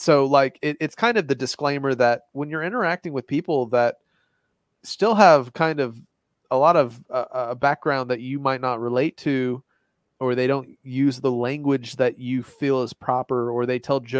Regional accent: Gatlinburg side of Nashville, Tennessee, United States; I'm from the Gatlinburg side of Nashville

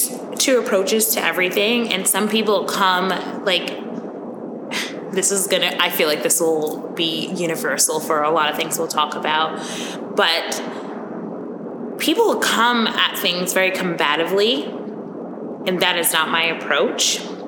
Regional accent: New York, United States; accent: Long Island; When I drink, my Long Island accent comes out all the time.

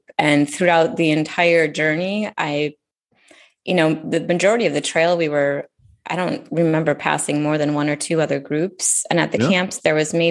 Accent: United States; growing up in the United States

